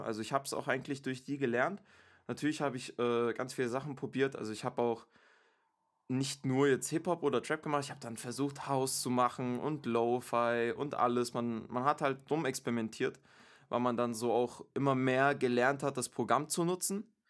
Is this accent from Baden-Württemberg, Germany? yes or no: yes; Stuttgart, Baden-Württemberg, Germany; now in Munich, Germany; Ich bin ursprünglich Stuttgarter, aber bin zurzeit wohnhaft in München